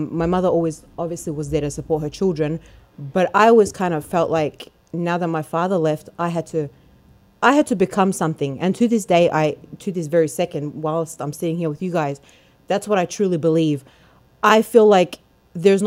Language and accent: English; Melbourne, Victoria, Australia; now in United States; I'm from Melbourne, Australia. That's where I grew up most of my life until I came here.